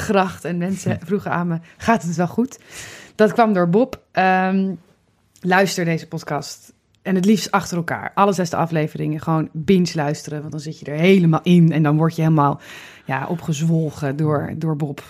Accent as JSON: {"language": "Dutch", "town": "Amsterdam", "region": "North Holland", "country": "Netherlands", "said": "ik als Amsterdammer"}